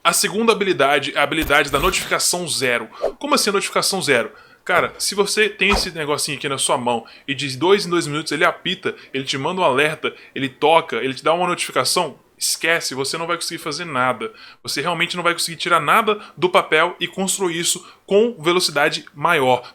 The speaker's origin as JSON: {"language": "Portuguese", "country": "Brazil", "said": "como brasileiro"}